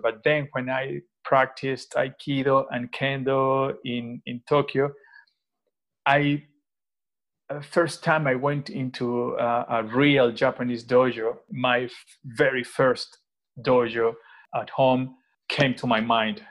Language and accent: English; Venezuela; now in Madrid, Spain; I am from Venezuela, uh, actually, uh, currently based in Madrid since 2014.